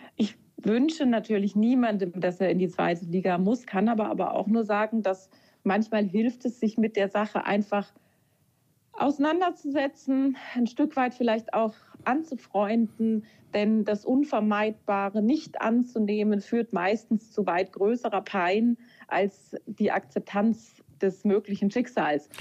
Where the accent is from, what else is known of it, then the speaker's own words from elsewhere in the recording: near Kaiserslautern, Rhineland-Palatinate, Germany; ich komme ja aus der Nähe von Kaiserslautern